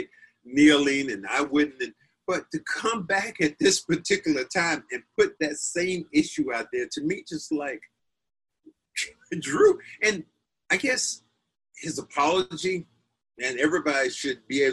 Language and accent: English; United States; I am so American